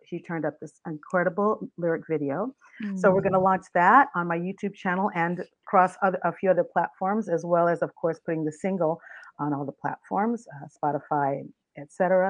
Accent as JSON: {"language": "English", "town": "Riverside", "region": "California", "country": "United States", "tie": "born or raised there", "also_born_or_lived": "New Orleans, Louisiana", "said": "I grew up in New Orleans and in Riverside, California. I went to school there and then graduated from high school"}